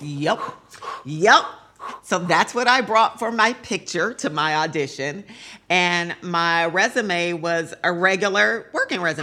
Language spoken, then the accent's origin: English; San Francisco, California, United States; I grew up in San Francisco